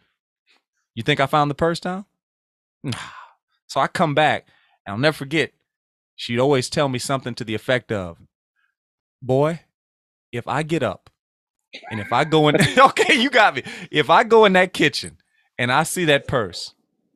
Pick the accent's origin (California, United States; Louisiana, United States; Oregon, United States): Louisiana, United States; I'm from Louisiana